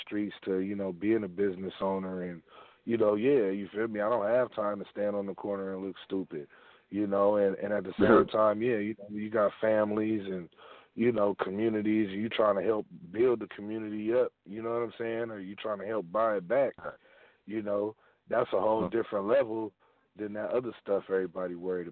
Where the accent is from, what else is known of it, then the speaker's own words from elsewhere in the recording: Bay Area, California, United States; also born or lived in Sacramento, California; I'm from the Bay Area, but, you know, I've been rocking in Sac, too, for a minute